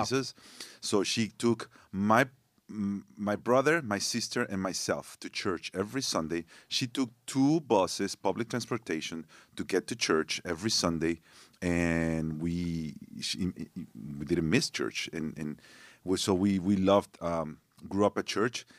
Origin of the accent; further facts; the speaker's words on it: Torreón, Coahuila, Mexico; English is a second language; also born or lived in Monterrey, Mexico; now in United States; when I was three years old, my parents moved to this other city called Torreon.